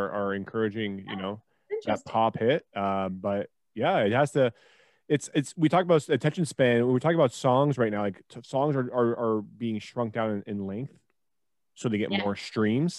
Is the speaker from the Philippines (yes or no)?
no; Toronto, Ontario, Canada; I'm from Toronto